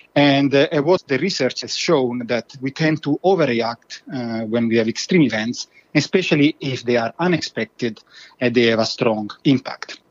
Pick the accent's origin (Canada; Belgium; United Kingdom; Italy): Italy; now in Sweden; I'm originally from Italy